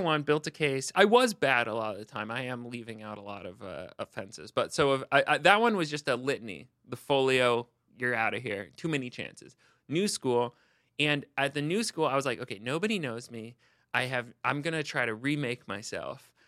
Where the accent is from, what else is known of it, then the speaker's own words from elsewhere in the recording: Seattle, Washington, United States; I grew up in Seattle